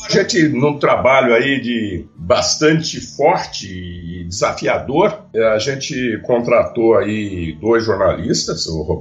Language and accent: Portuguese; Piracicaba, São Paulo, Brazil; eu sou piracicabano, né? Com muito orgulho. É, pira. A minha infância, a minha juventude, eu passei em Piracicaba, muito ligado a Luiz de Queiroz.